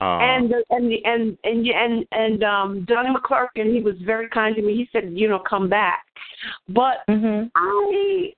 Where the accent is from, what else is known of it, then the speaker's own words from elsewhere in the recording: Charleston, United States; I was born in Charleston